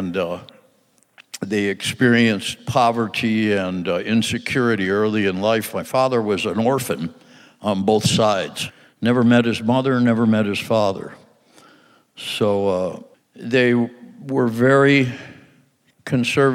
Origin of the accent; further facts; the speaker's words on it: Michigan, United States; in Michigan in 1947